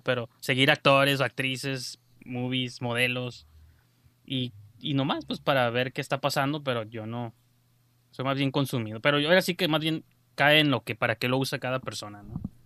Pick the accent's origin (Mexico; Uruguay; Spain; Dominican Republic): Mexico; nosotros como mexicanos